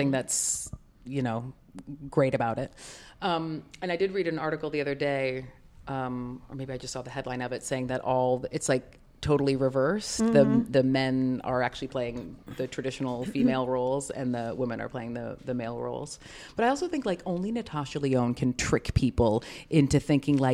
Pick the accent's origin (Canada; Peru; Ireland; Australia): Canada; I'm Canadian